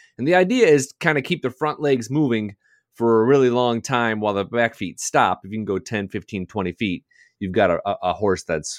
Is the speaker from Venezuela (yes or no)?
no; Detroit, Michigan, United States; I grew up in Detroit. We do not have horse. I don't even think they send Horse Illustrated to Detroit, suburbs of Detroit.